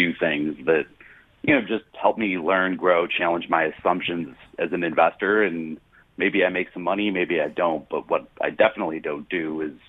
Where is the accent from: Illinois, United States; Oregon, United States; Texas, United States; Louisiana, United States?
Illinois, United States; Chicago; where I come from, the city of Chicago